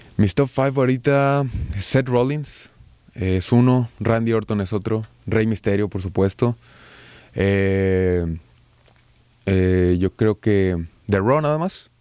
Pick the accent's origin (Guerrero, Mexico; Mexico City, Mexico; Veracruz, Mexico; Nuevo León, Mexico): Nuevo León, Mexico; Monterrey; Yo soy de Monterrey